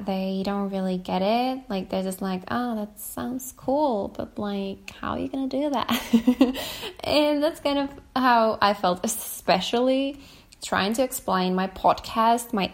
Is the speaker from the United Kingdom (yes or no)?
no; small town near Kuopio, eastern Finland, North Savo, Finland; moved away as an adult; now in Helsinki, Finland; I'm from a small town from eastern Finland, close to Kuopio. If anyone knows where Kuopio is, I am close to, from a town close to Kuopio.